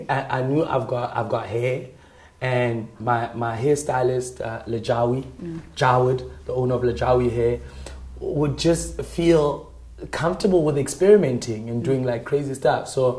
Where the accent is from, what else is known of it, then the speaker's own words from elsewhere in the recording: Gauteng, South Africa; also born or lived in Randfontein / Rustenburg / Mabopane / Pretoria; I grew up in Bloem, Gauteng province, Randfontein specifically, the northwest, Rustenburg, and Mabopane, Pretoria, Tshwane, right?